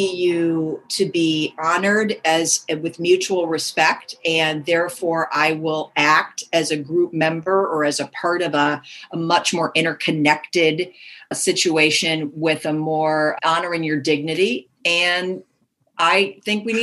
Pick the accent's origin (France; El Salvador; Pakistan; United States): United States; Minnesota; now in Palo Alto, United States; I grew up in the Midwest. I grew up in Minnesota